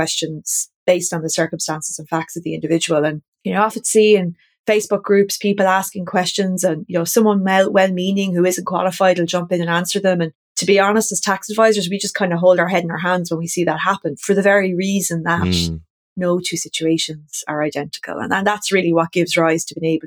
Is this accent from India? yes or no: no; County Wexford, Leinster, Ireland; moved away as an adult; also born or lived in Australia; now in Waterford, Ireland; I'm originally from County Wexford, just not far from where we live now